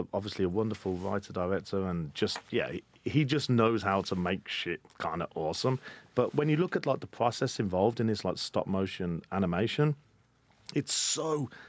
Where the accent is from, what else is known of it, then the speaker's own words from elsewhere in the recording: Birmingham, West Midlands, United Kingdom; accent: Birmingham; Peaky Blinders, which is of course set in my hometown.